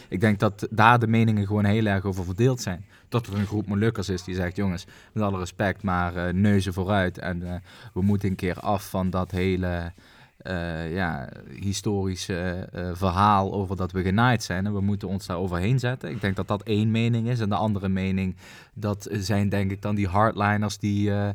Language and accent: Dutch; Netherlands; wij moeten dat als Nederlander